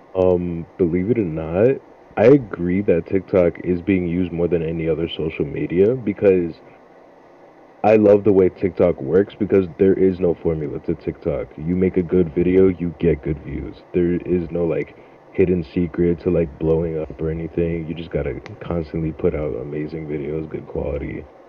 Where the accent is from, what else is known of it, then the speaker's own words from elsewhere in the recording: Freeport, New York, United States; also born or lived in Brooklyn, New York; I was born in Brooklyn, New York, raised in Freeport, Long Island.